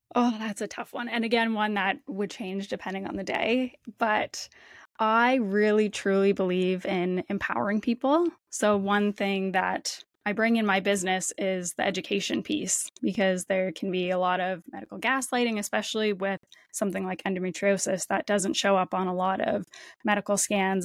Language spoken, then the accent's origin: English; Windsor, Ontario, Canada; moved away as an adult; now in Toronto, Canada; I grew up just across the border in Windsor, Ontario, in Canada